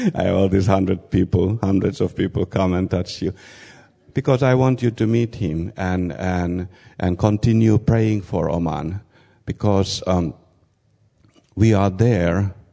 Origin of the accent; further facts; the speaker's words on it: Finland; moved away as an adult; also born or lived in Kazakhstan; I come from Finland